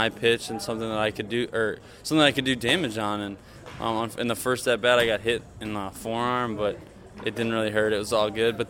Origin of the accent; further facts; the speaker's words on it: near Waukesha, Wisconsin, United States; I come from a town out of Waukesha, just out of Milwaukee, which is southeastern Wisconsin.